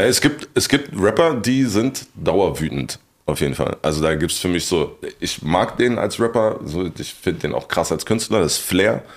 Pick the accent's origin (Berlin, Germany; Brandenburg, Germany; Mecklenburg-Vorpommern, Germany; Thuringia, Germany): Berlin, Germany; Meine alte Oberschule, wo ich äh, hingekommen, hingekommen bin dann, war die Ansammlung von den schwersten Problemschülern aus Kreuzberg